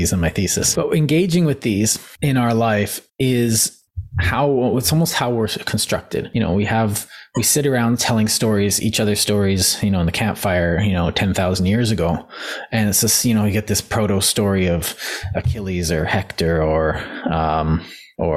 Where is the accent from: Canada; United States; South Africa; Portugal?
Canada; I'm from Canada